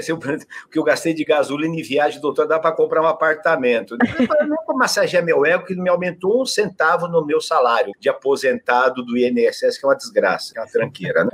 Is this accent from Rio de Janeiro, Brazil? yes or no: no; Adamantina, São Paulo, Brazil; accent: caipira; moved away; Adamantina, que eu sou caipira